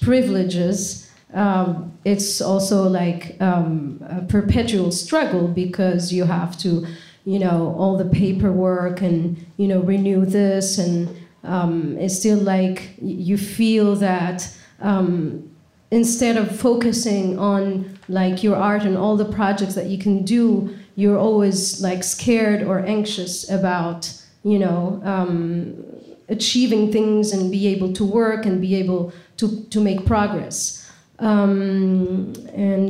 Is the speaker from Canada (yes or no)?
no; Tunisia; moved away as an adult; now in United States; I'm from Tunisia